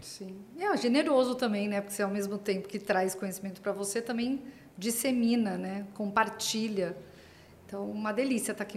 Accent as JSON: {"language": "Portuguese", "town": "Santos", "region": "São Paulo", "country": "Brazil", "said": "eu sou de Santos, né, ou seja, do estado de São Paulo, mas aqui do litoral"}